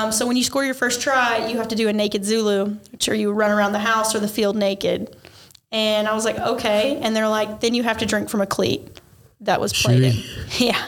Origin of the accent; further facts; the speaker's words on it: Ringgold, Georgia, United States; I grew up around here in North Georgia, Chattanooga area. I went to Ringgold High School.